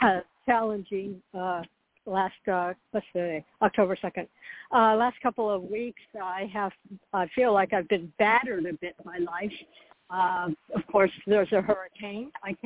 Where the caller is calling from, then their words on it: Florida, United States; I'm also calling from Florida.